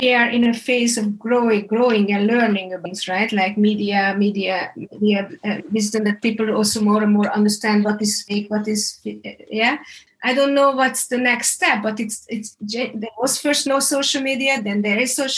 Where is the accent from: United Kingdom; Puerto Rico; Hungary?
Hungary; I'm coming from Hungary, and growing up in a communistic system, there was one media and nobody trusted it